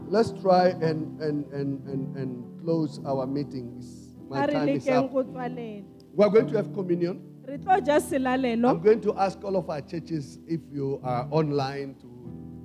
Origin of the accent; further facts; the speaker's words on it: South Africa; English is a second language; now in United Kingdom; my country